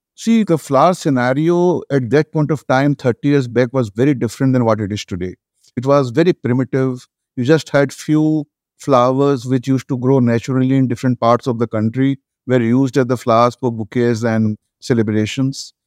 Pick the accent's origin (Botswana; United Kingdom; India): India; Kolkata, West Bengal; moved away as an adult; now in Delhi, India; I was a graduate from Kolkata